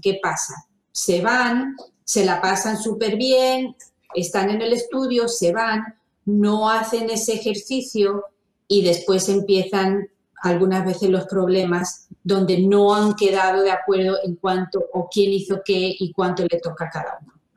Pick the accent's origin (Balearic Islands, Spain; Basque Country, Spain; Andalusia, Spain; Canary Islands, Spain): Andalusia, Spain; Fuengirola; moved away as an adult; now in United States; me crié en España, en Fongirola, y yo me vine a Estados Unidos hace casi 30 años